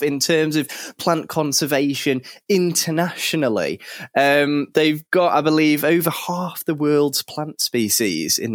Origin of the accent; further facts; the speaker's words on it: Cheshire, North West England, United Kingdom; I grew up reading something in Cheshire, which is where I grew up